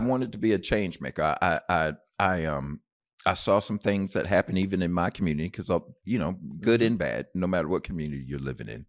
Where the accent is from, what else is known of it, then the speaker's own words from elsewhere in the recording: Bloomfield, Connecticut, United States; moved away; also born or lived in Knoxville, Tennessee / San Antonio, Texas; I was raised in Bloomfield, Connecticut